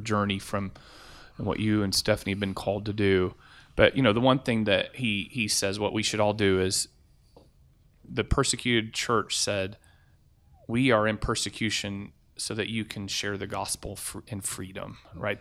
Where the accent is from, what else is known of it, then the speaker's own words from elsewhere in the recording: United States; As an American